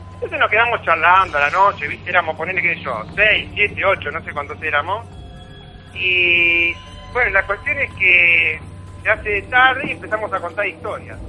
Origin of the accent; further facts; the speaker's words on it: Bernal, Buenos Aires Province, Argentina; moved away; yo soy de Bernal, o sea, vine acá en el año 84